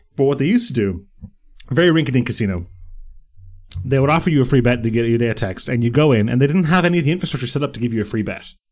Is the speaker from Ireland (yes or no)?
yes; Bray, Leinster, Ireland; The Silver Strand in Bray, which is my hometown.